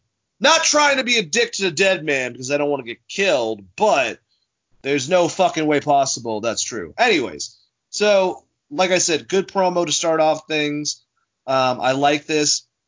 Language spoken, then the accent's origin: English; Massachusetts, United States; the name of my state